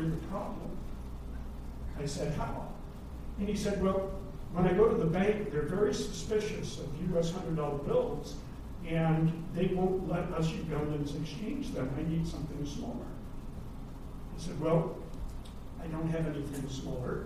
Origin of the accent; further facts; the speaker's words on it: United States; moved away as an adult; also born or lived in Kenya; as an American